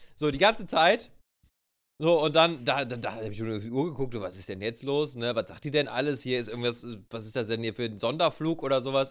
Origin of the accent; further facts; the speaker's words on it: Germany; wir uns dann auch einfach als Deutsche